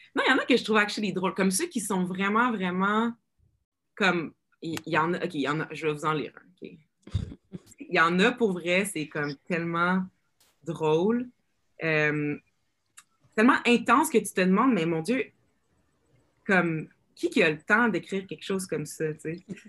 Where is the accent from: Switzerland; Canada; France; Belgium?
Canada; Rouyn-Noranda, Quebec; accent: joual, keb; now in Montreal, Canada; moi, j'ai grandi à Rouen